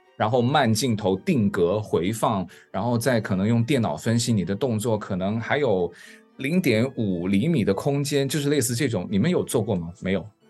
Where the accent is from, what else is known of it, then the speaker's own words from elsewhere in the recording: the South, southern China, China; 像我是南嗯。方人，其实对冰雪运动嗯。就更陌生了